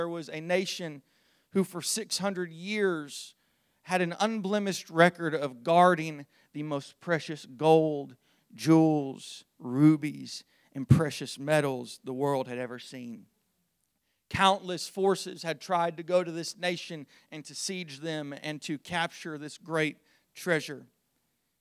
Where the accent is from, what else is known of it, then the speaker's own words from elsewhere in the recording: Zanesville, Ohio, United States; I was born on Friday, May the 8th, 1998 in Zanesville, Ohio